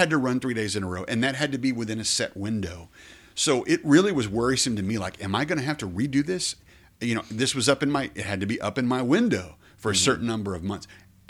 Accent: Colorado City, Texas, United States; You know, when I was a kid, you come to Abilene, I was from Colorado City, you come to Abilene to go shop in Blaze

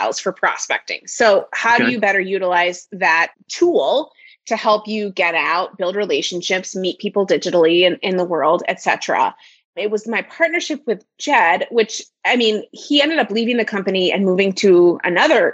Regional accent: Minnesota, United States; I have been born and raised in Minnesota

